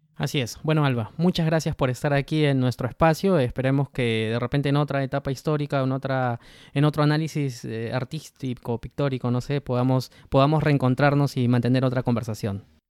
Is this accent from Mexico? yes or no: no; Peru; nosotros como peruanos